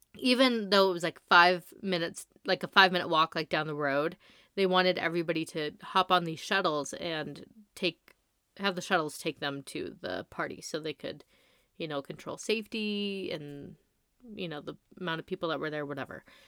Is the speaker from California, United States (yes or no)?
yes; La Quinta, California, United States; I grew up in the Coachella Valley